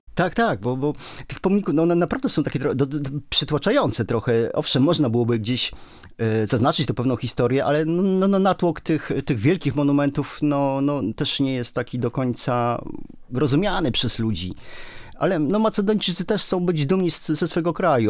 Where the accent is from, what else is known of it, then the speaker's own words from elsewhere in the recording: Poland; my jesteśmy z Polski